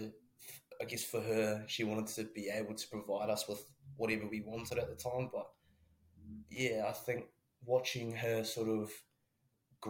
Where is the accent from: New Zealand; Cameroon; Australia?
New Zealand; Christchurch, Canterbury; moved away as an adult; also born or lived in Taranaki; now in Dunedin, New Zealand; I'm from Christchurch, but I whakapapa back up to the old Naki